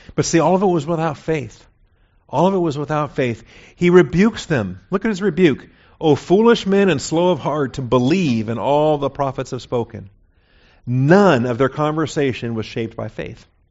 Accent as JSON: {"language": "English", "town": "Seattle", "region": "Washington", "country": "United States", "tie": "born or raised there", "said": "I was born and raised in Seattle, Washington."}